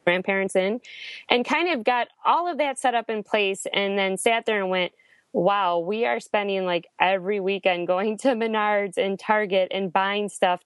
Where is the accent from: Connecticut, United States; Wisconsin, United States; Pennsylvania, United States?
Wisconsin, United States; moved away; I'm actually from Wisconsin